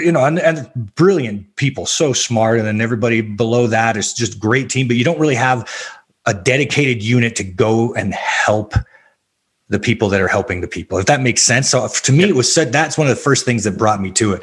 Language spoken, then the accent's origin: English; Albuquerque, New Mexico, United States; I was raised in the South Valley of Albuquerque, New Mexico.